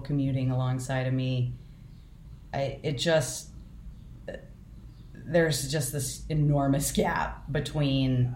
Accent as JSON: {"language": "English", "country": "United States", "tie": "born or raised there", "said": "I have been growing up white and middle class in the United States"}